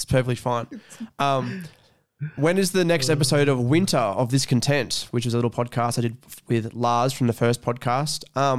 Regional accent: Mudgee, New South Wales, Australia; Every time I come from Mudgee to Scone, I bring a bottle of water with me and I drink it on the way

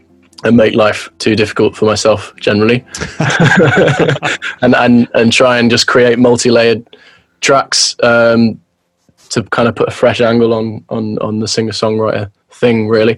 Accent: Birmingham, West Midlands, United Kingdom; So I'm from Birmingham.

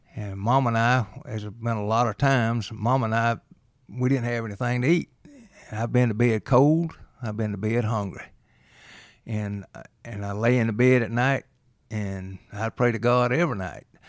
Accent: Reynolds, United States; I grew up in Reynolds

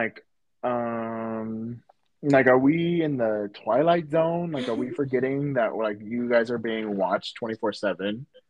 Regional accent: Atlanta, Georgia, United States; I'm from Atlanta.

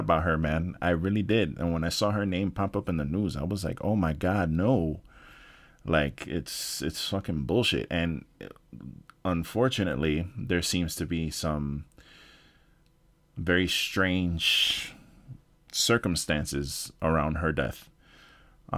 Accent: New York, United States; moved away; I'm from New York originally

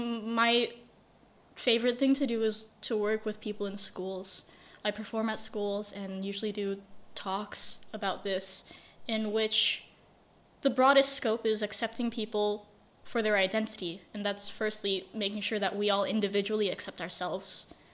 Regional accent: Indonesia; I never had anyone growing up in Indonesia.

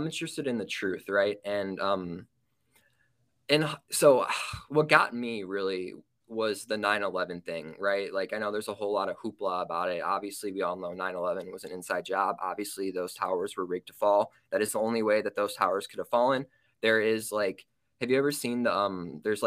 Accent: Illinois, United States; I was born in Illinois

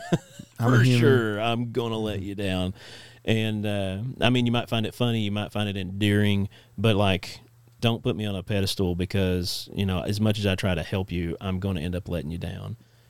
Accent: Netherlands; I'm from Holland, isn't that weird?

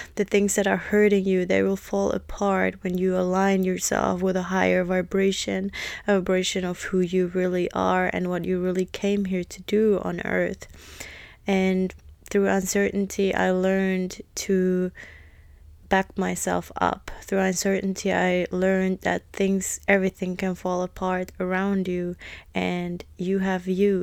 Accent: Finland; moved away as an adult; also born or lived in London, United Kingdom / United States; when I moved out from Finland and moved to London when I was eighteen to be an au pair

